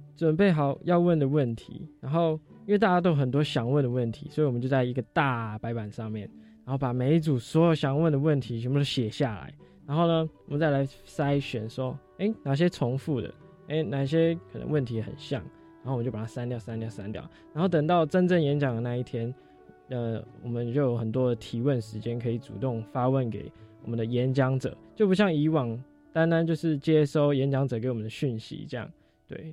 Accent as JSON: {"language": "Chinese", "region": "Yilan County", "country": "Taiwan", "tie": "born or raised there", "said": "我是中华科技大学现在大三建筑系的同学，来自宜兰， 那个土生土长的宜兰"}